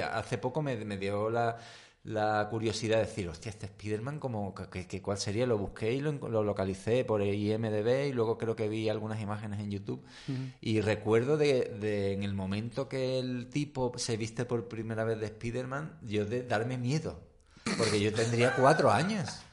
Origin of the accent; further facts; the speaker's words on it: Seville, Andalusia, Spain; yo hasta los nueve años me crié, desde que nací hasta los nueve años estuve en, Ro Rochalambert